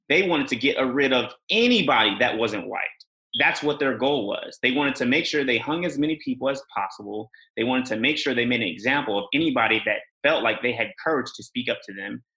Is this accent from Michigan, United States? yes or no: no; Bay Area, California, United States; also born or lived in England; I'm from California, you know, I'm from the Bay Area